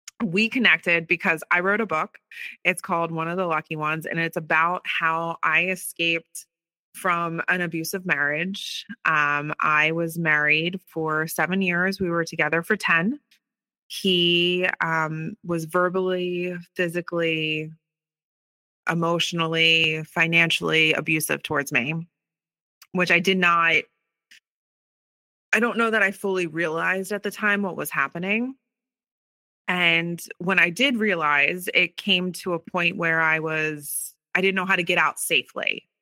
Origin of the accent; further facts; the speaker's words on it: Philadelphia, Pennsylvania, United States; Yeah, so I grew up right outside of Philadelphia, born and raised.